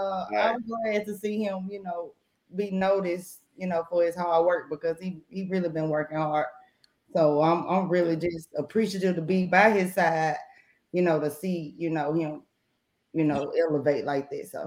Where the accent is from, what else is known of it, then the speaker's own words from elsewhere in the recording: Coldwater, Mississippi, United States; But I'm born and raised in Coldwater, you know, the finest.